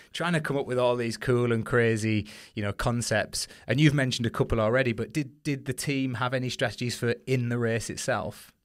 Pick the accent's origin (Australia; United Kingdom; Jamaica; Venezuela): United Kingdom; as British competitors